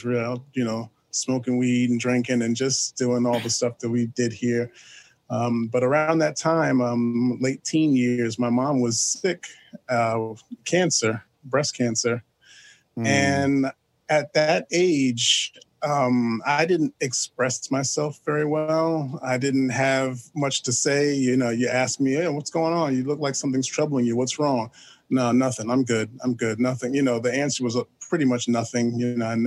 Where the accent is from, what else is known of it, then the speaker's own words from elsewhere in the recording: New York City, New York, United States; I am from New York City. I was born in Manhattan